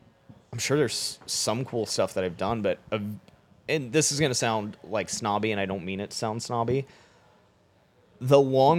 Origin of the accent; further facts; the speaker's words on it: Florida, United States; I grew up in Florida, so love ….